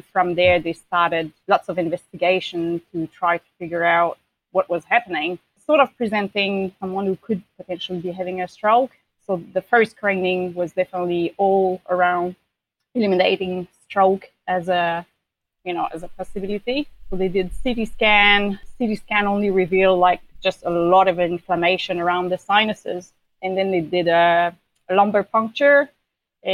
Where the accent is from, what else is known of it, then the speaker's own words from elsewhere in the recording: Quebec City, Quebec, Canada; moved away as an adult; now in New Zealand; I'm originally from Quebec City, Canada, but I've been living in New Zealand for about 14 years now.